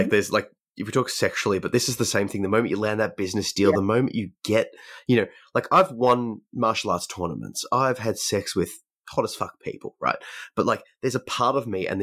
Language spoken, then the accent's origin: English; Australia; we are both from Australia.